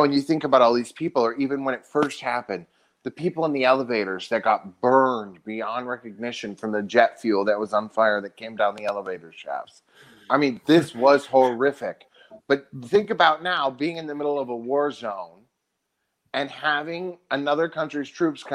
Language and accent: English; United States; as an American